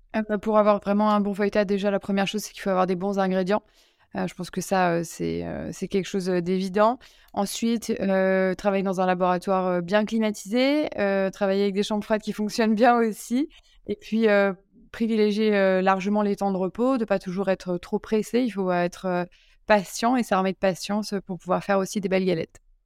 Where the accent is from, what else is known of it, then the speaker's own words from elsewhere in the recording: Lyon, Auvergne-Rhône-Alpes, France; moved away; je suis lyonnaise